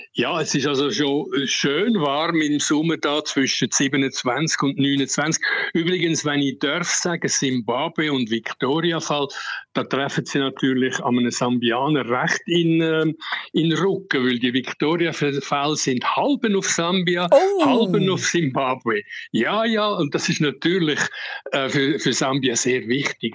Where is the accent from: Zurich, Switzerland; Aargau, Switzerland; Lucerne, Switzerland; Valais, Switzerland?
Zurich, Switzerland; Uster; moved away as an adult; also born or lived in Ticino / Zambia; now in Lusaka, Zambia; ich bin im Bezirksspital Uster geboren